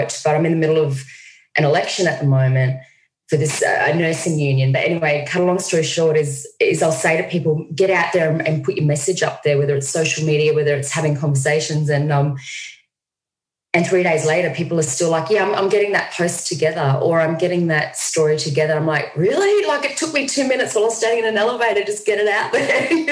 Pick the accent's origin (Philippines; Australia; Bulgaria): Australia; Australia. I'm in New York City